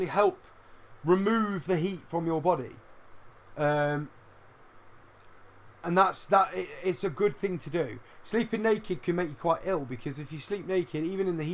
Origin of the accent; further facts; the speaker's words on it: United Kingdom; We're in Britain. We're British.